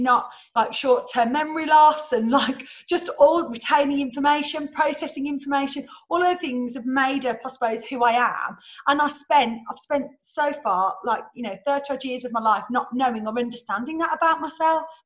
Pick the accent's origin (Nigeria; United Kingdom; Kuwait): United Kingdom; England; we're so English